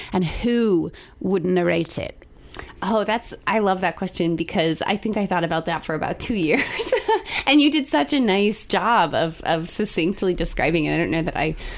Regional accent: Columbia, Missouri, United States; I grew up here in Columbia, so sophomore at Rockbridge High School

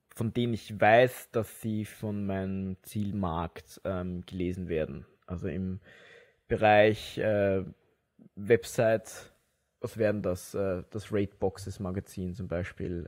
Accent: Wiener Neustadt, Lower Austria, Austria; in Wiener Neustadt, wo ich herkomme

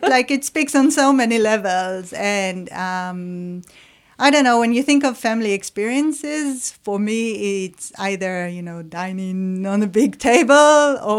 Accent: Israel; moved away; so I'm from Israel, so in the Israeli culture or the Jewish culture

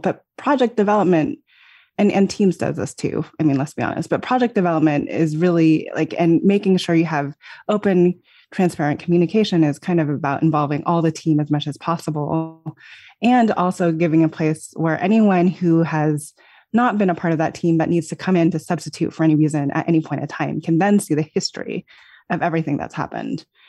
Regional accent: Los Alamos, New Mexico, United States; I grew up in Los Alamos, New Mexico, which is, uh, a, an unusual small town to grow up

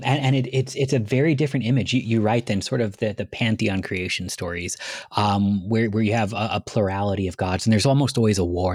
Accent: Cleveland, Ohio, United States; moved away; I was born in Cleveland

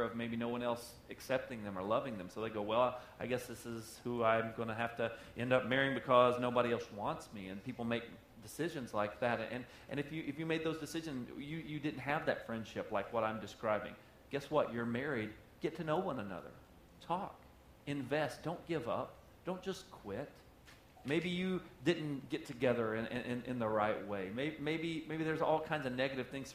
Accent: the South, United States; I'm from the South

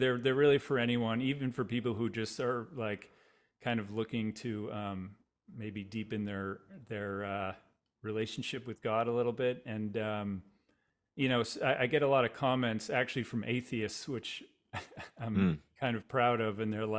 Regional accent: Boston, Massachusetts, United States; I'm from the Boston area originally. Grew up in a just about 20

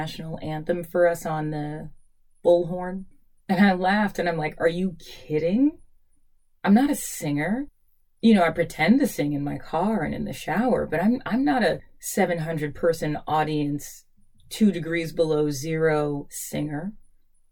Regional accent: New York City, New York, United States; also born or lived in Queens, New York; I was born in Brooklyn, but you know, the last 4 years I've been living in Queens

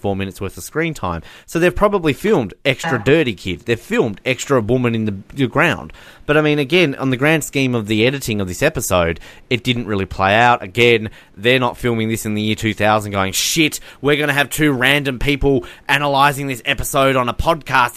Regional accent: Australia; I'm Australian

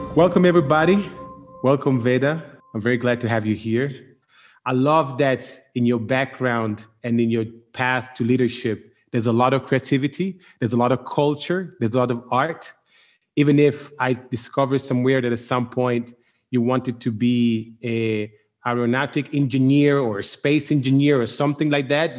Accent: Milan, Lombardy, Italy; I'm from Milan

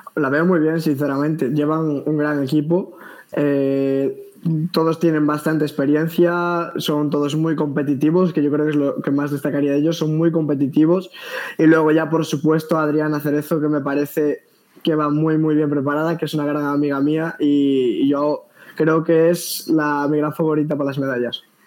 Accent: Galicia, Spain; yo soy de Galicia

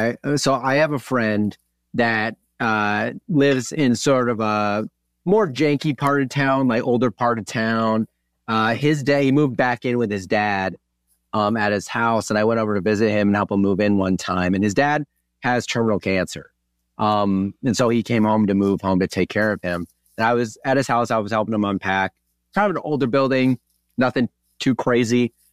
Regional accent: Wisconsin, United States; also born or lived in Kansas; Yeah, and I grew up in Wisconsin, but I lived in southern or midwestern Kansas for a while.

